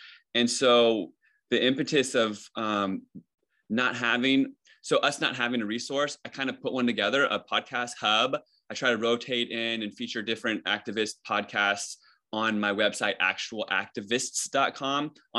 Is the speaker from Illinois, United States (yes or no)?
no; Virginia, United States; I've had like 40 jobs and I moved like 30 times and I'm from Virginia and I'm on the West Coast